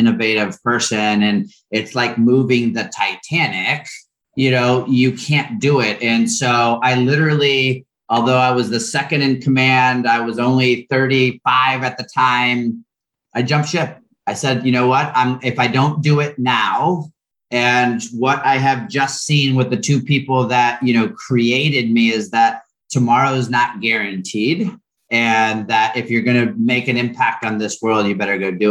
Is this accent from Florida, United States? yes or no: yes; Orlando, Florida, United States; born or raised there; also born or lived in San Juan, Puerto Rico